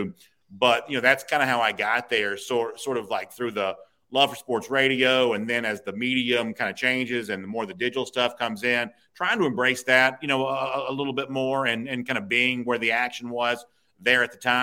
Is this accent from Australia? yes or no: no; Gainesville, Georgia, United States; now in Alpharetta, United States; so I grew up in Hall County. I went to Johnson High School and lived